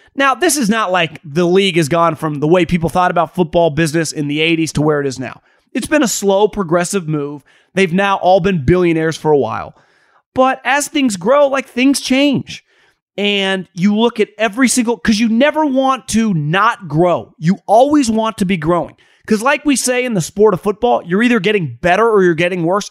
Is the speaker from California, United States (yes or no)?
yes; Davis, California, United States; I grew up in Davis, California